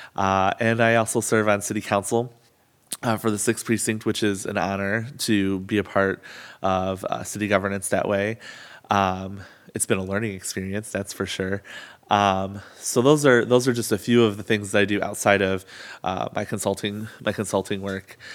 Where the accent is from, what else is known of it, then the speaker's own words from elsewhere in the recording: Albion, United States; growing up in Albion